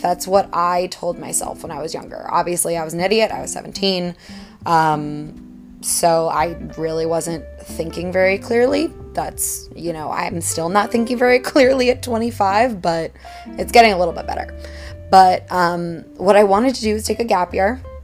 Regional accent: Washington, District of Columbia, United States; moved away as an adult; now in Hudson Valley, New York, United States; I'm originally from Washington, D.C., but over the past three years, I have been living in the Hudson Valley of New York

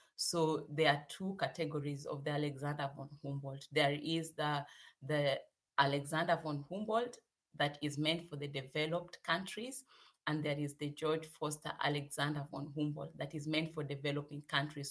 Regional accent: Kenya; moved away as an adult; also born or lived in South Africa; now in Hannover, Germany; I come from Kenya

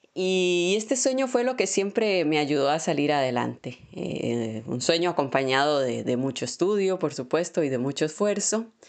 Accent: Moravia, San José, Costa Rica; moved away as an adult; now in Buenos Aires, Argentina; yo vengo de un pueblo de allá de, Moravia y llegar a una gran ciudad como es Buenos Aires

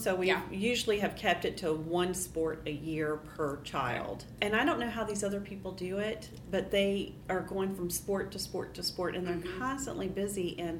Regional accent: Colombia; moved away as an adult; also born or lived in Indonesia; now in United States; I guess I've been here at Dawson for about, almost 20 years now. I grew up overseas in Colombia and Indonesia, and I came to the States to go to university.

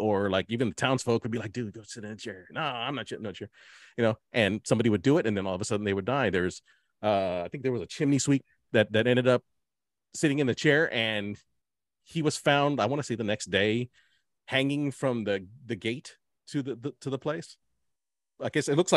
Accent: Dallas, Texas, United States; We're from Dallas.

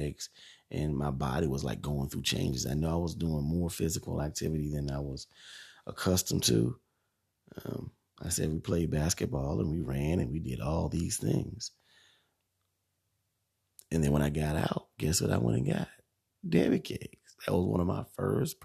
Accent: Bishopville, South Carolina, United States; also born or lived in Camden, South Carolina; I grew up in Bishopville, like I said, for 16 years.

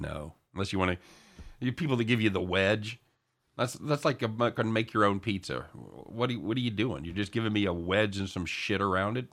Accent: the South, United States; I'm allegedly from the South

